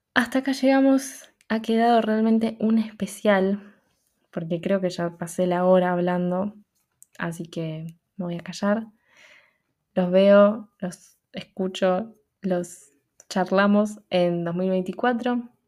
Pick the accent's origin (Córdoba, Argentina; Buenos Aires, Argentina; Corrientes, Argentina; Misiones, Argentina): Buenos Aires, Argentina; como porteña